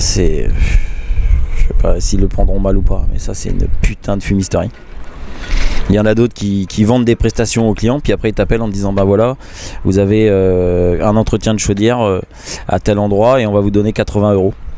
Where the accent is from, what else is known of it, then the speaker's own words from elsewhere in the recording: Picardy, Hauts-de-France, France; moved away as an adult; Né, en Picardie, euh, d'une maman martiniquaise, d'un papa belge